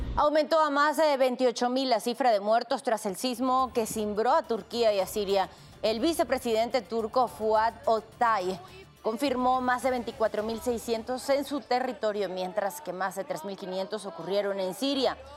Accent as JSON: {"language": "Spanish", "country": "Mexico", "said": "nos distingue como mexicanos"}